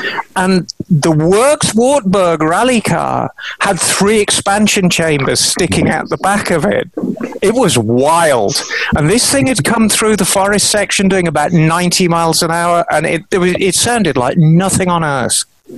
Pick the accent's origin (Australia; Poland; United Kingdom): United Kingdom; now in Monterey, United States; It went around the whole of Britain, and it came through my hometown.